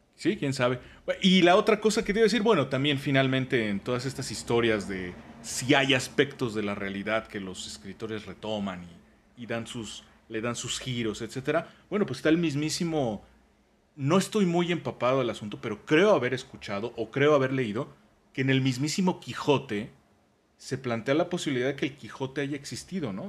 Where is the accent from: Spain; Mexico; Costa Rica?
Mexico; somos mexicanos